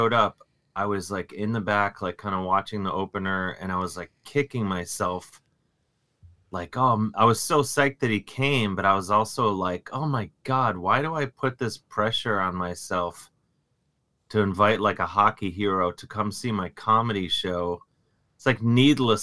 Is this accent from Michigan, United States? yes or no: no; Cleveland, Ohio, United States; I grew up in Cleveland